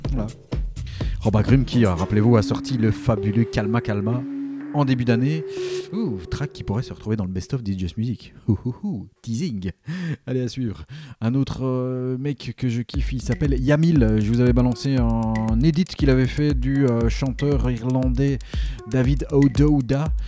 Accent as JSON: {"language": "French", "country": "Belgium", "accent": "Belgian", "said": "mon accent belge"}